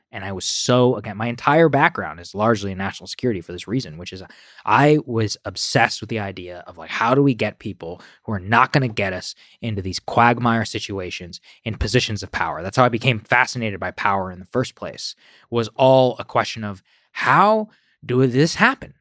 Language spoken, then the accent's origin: English; College Station, Texas, United States; moved away; I was raised in College Station, Texas, which is a town of fifty thousand